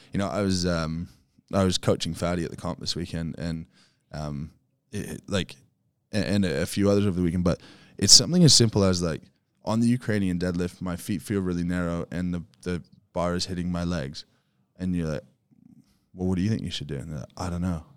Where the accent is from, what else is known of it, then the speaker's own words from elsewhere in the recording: Canada; moved away as an adult; now in Australia; I was moving back to Canada